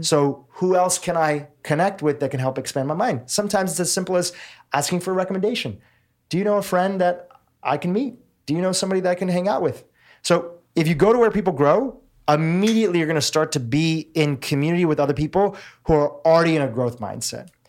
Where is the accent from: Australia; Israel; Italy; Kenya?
Kenya; Nairobi; I was born in Nairobi, Kenya. My family is fourth generation Kenyan.